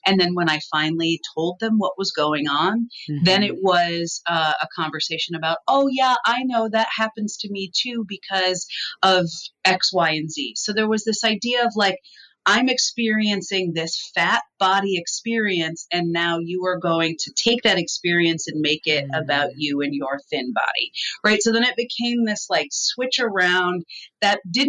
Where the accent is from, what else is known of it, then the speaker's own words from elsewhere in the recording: Midwest, United States; I come from the Midwest